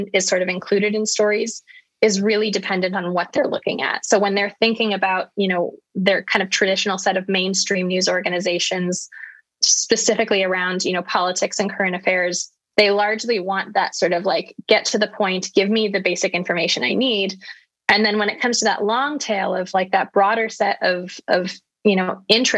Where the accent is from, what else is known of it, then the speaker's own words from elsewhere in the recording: United States; moved away as an adult; now in United Kingdom; now living in the UK as an American